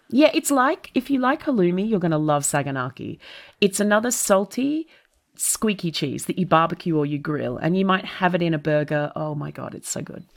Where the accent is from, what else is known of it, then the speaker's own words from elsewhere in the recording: Melbourne, Victoria, Australia; first language English; moved away as an adult; now in London, United Kingdom; I'm an Australian that is from a temperate Australian city, which is to say, Melbourne